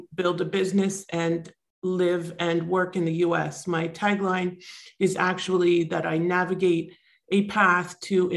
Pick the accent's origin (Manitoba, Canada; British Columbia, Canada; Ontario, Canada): Ontario, Canada; Toronto; also born or lived in South Florida; now in Florida, United States; I am originally from Toronto, and I'm now in South Florida.